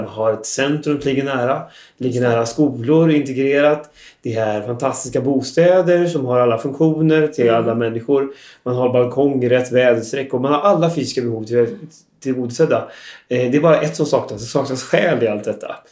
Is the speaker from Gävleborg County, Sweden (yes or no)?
no; Västergötland, Västra Götaland, Sweden; jag är själv från Västergötland